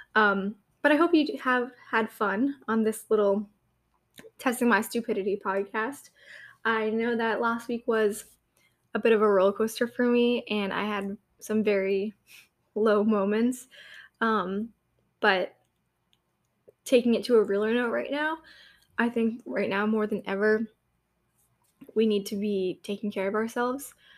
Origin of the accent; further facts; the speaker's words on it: New Hampshire, United States; I'm from New Hampshire